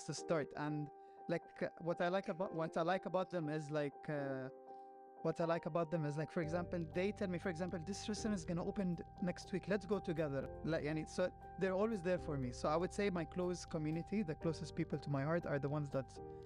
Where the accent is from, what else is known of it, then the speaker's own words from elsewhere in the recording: Lebanon; accent: Lebanese; first language Lebanese Arabic; English is a second language; I talk in my my home country, which is Lebanese